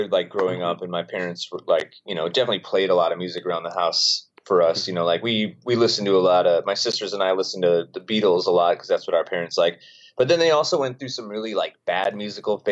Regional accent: St. Paul, Minnesota, United States; now in Chicago, United States; I'm from St. Paul, Minnesota

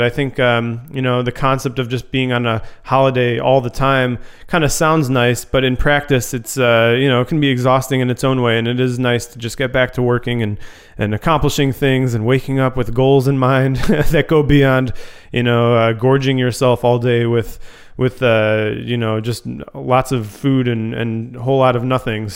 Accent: Chicago, Illinois, United States; moved away as an adult; also born or lived in Grand Rapids, Michigan; growing up in the Chicago suburbs

